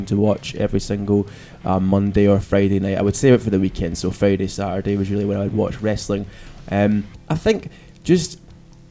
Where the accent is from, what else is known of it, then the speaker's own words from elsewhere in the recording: Glasgow, Scotland, United Kingdom; we're from Glasgow